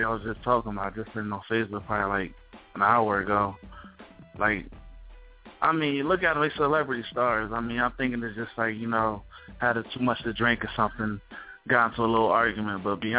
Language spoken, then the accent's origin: English; Atlantic City, New Jersey, United States; I'm from Atlantic City, by the way, Langston, New Jersey.